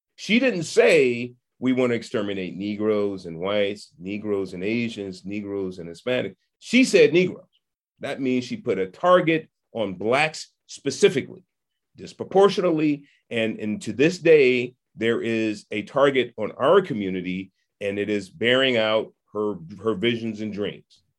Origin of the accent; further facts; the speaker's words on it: San Francisco, California, United States; I was, uh, born and raised in Hunters Point in San Francisco